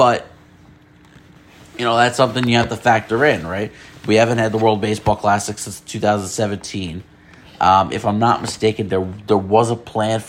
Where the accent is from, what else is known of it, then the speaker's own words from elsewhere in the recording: United States; as an American